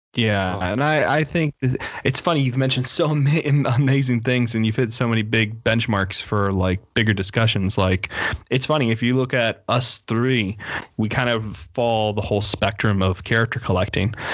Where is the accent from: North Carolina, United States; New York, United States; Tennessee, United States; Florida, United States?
Florida, United States; Miami; growing up in Miami, it's very much like you don't take your car somewhere to get fixed